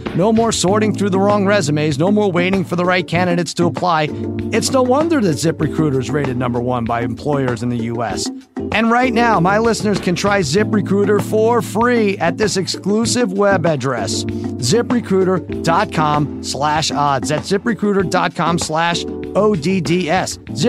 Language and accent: English; Winnipeg, Manitoba, Canada; born there; now in Brandon, Canada; I live in Brandon, Manitoba, Canada, and I was born in Winnipeg.